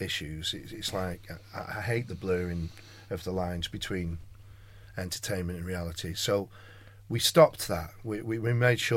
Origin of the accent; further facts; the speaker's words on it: Manchester, North West England, United Kingdom; I am, of course, fiercely Mancunian